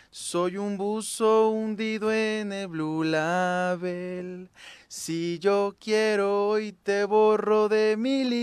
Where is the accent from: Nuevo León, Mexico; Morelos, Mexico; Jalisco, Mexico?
Morelos, Mexico; De aquí de Morelos.